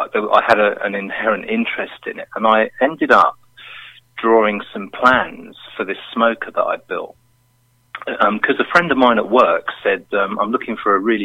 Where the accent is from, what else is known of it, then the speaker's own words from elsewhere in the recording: London, United Kingdom; now in Milton Keynes, United Kingdom; I'm originally from London. I now live in Milton Keynes